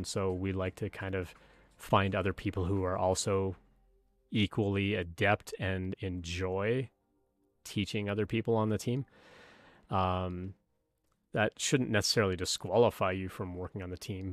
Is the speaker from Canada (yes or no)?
yes; Canada; moved away as an adult; now in United States; I'm from Canada.